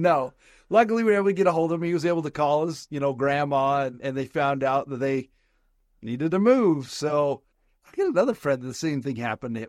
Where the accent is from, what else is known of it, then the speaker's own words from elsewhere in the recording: Southern Nevada, United States; I grew up in Southern Nevada